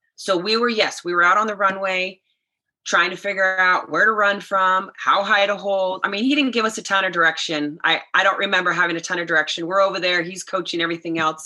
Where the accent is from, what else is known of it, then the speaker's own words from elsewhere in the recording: Sacramento area, California, United States; also born or lived in Idaho; in Sacramento, kind of my hometown area, 30, 30 miles from my hometown